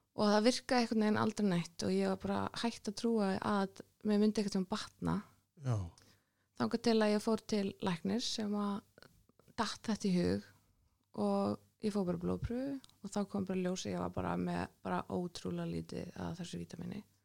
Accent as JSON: {"language": "Icelandic", "town": "Reykjavík", "region": "Capital Region", "country": "Iceland", "tie": "born or raised there", "said": "Vesturbær Reykjavík, K.R. og allt þetta."}